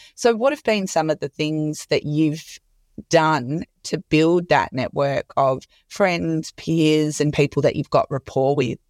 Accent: Perth, Western Australia, Australia; moved away; also born or lived in Sydney; I'm from Perth and I moved to Surrey Hills initially and then went to Bondi as well

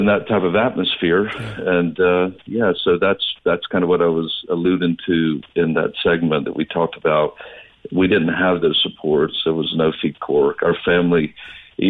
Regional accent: North Florida, United States; also born or lived in Southern Georgia; I grew up in a rural southern town

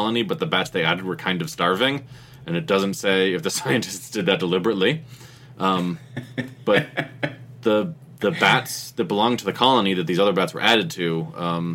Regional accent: United States; I'm an American

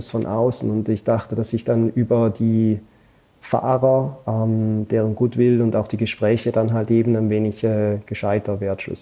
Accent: Switzerland; als Schweizer äh, und auch Deutsch, man motzt ja dann immer gerne, wenn Sachen nicht so funktionieren

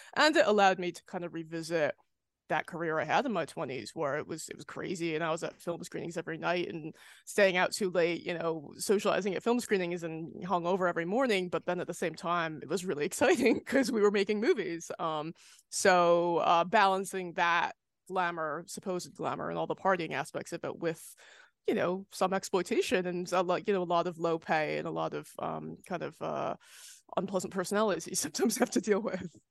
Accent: United States; moved away; I'm American, but I don't live there

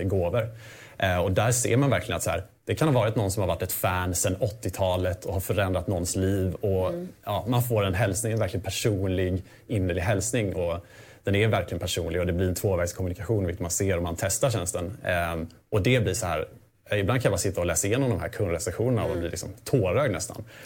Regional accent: Småland, Sweden; kommer jag faktiskt från Småland. Jag kommer från en gård.

